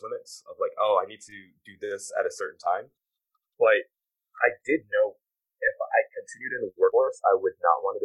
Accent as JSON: {"language": "English", "region": "Maryland", "country": "United States", "tie": "born or raised there", "also_born_or_lived": "Philadelphia, Pennsylvania / Washington, D.C.", "said": "I was born in Philly and raised in Maryland"}